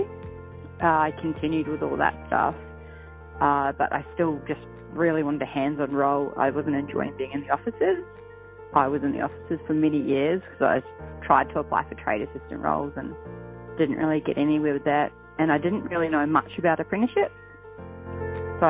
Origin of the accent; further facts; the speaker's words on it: New Zealand; moved away as an adult; now in Queensland, Australia; I'm originally from New Zealand, but I've been over here for about 8 years now